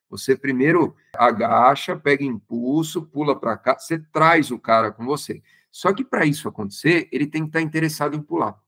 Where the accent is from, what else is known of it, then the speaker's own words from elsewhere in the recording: Santo André, São Paulo, Brazil; moved away as an adult; also born or lived in Campinas; now in Americana, Brazil; eu não sou daqui, eu sou do Santo André, ali do ABC Paulista.